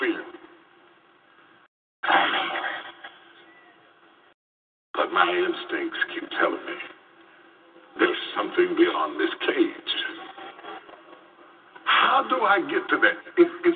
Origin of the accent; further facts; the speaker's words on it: West Virginia, United States; When I grew up in West Virginia